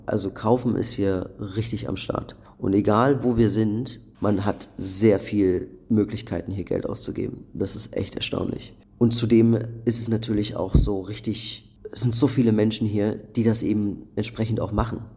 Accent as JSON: {"language": "German", "region": "Berlin", "country": "Germany", "tie": "born or raised there", "said": "ich komme ja schon aus einer großen Stadt, der, der man sich daran gewöhnt hat und mit der man auch so mit aufgewachsen ist in Berlin"}